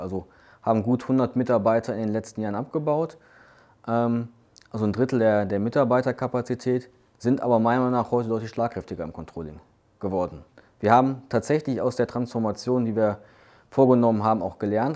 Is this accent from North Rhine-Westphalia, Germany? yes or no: yes; Duisburg, North Rhine-Westphalia, Germany; Ich bin ähm, gebürtiger Duisburger, habe auch in Duisburg studiert